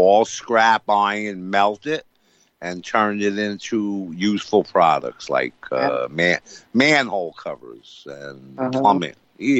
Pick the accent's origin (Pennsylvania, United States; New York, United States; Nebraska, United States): New York, United States; Greene County; moved away as an adult; a couple of very good causes in my hometown? I think that would be great. Greene County, New York.